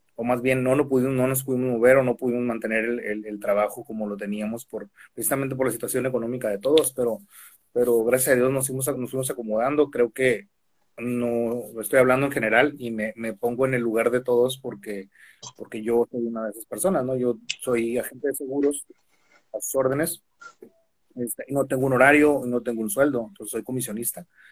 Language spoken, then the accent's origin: Spanish; Tijuana, Baja California, Mexico; moved away as an adult; now in Mexicali, Mexico; soy originario de Tijuana